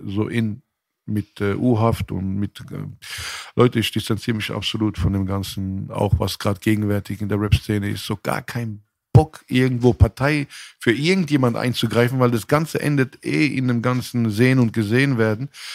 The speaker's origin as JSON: {"language": "German", "town": "Mannheim", "region": "Baden-Württemberg", "country": "Germany", "tie": "born or raised there", "also_born_or_lived": "Frankfurt", "said": "ich bin in Frankfurt geboren und in Mannheim aufgewachsen"}